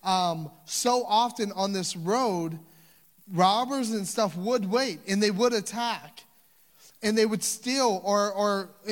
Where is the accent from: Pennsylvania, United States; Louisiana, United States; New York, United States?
Louisiana, United States; I'm from Louisiana